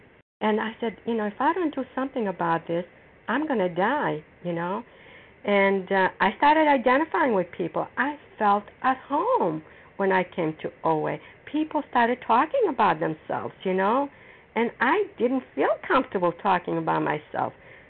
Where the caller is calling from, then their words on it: Foxborough, Massachusetts, United States; recovered compulsive overeater, and I'm calling from Foxborough, Massachusetts.